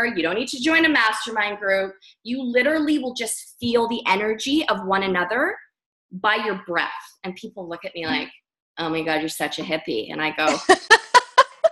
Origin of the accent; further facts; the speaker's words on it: Vancouver, British Columbia, Canada; moved away as an adult; now in Bali, Indonesia; I'm from Canada. I was raised in Vancouver, British Columbia